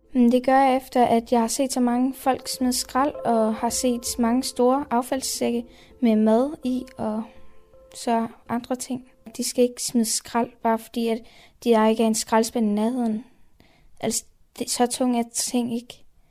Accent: Middelfart, Southern Denmark, Denmark; jeg kommer fra Middelfart af.

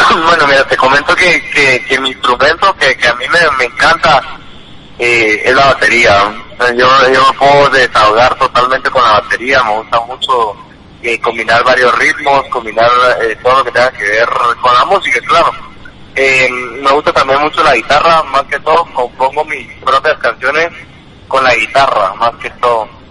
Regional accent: Guatemala; vengo de Guatemala

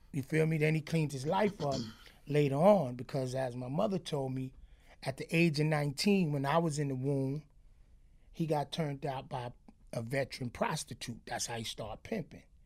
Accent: New York City, New York, United States; also born or lived in Crown Heights, Brooklyn; I'm from Crown Heights originally, but I grew up in Flatbush

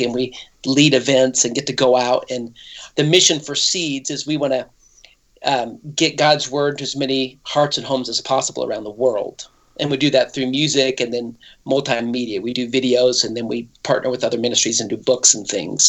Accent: Idaho, United States; moved away; also born or lived in Nashville, Tennessee / Franklin, Tennessee; I lived in Nashville for 20 years. But originally I was born in Idaho, and that's where I'm back here now, close to family

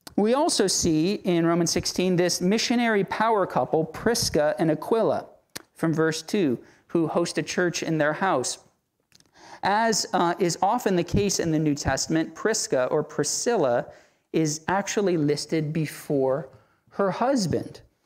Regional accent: Central Florida, United States; now in Tallahassee, United States; in the city I was brought up in Central Florida, there's a high Puerto Rican population

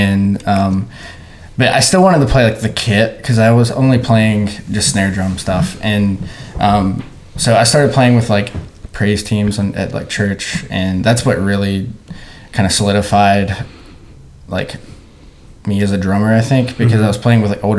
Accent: Virginia, United States; born there; also born or lived in Pennsylvania; I'm not from Louisiana originally. I was born in Virginia.

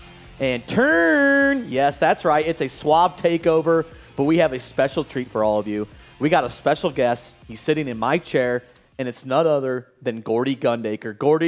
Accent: Illinois, United States; I'm from Illinois

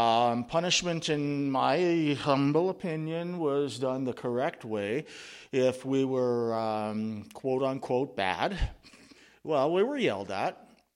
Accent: Yorkton, Saskatchewan, Canada; born there; I was born on August 4th, 1970, in the thriving metropolis of Yorkton, Saskatchewan.

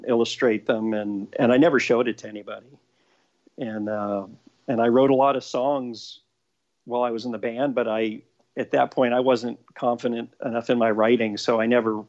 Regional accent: Maryland, United States; born there; also born or lived in Florida / Texas / Chicago; now in Los Angeles, United States; I've been in L.A. for about 30 years, 31 years. I was born in Maryland. I've kind of lived all over. I've lived in Maryland, Florida, Texas. Went to high school in Chicago.

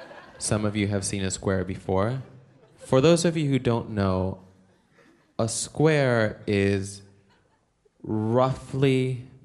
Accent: El Salvador; I am from El Salvador. I am an Aquarius

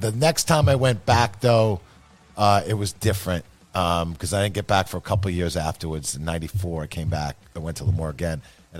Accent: Massachusetts, United States; I grew up in Massachusetts

